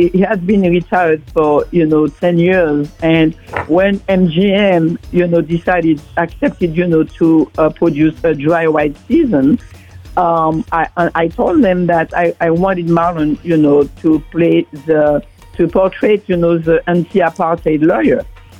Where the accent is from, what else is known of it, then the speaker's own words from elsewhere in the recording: Martinique; moved away as an adult; now in Paris, France; Well, originally from Martinique. I'm from the Caribbean. And I went back to France, you know. I went to France to study. And I spent, I'm based in Paris.